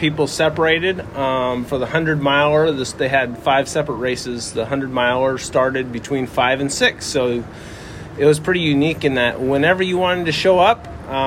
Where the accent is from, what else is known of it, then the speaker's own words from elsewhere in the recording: the Northwest, Pacific Northwest, United States; moved away; born and raised in the Northwest